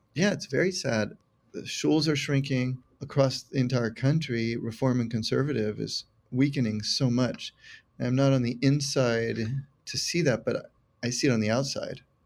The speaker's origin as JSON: {"language": "English", "town": "San Carlos", "region": "California", "country": "United States", "tie": "born or raised there", "also_born_or_lived": "San Mateo, California", "said": "Was raised in San Carlos, California, all within about thirty minutes drive of San Francisco, just south."}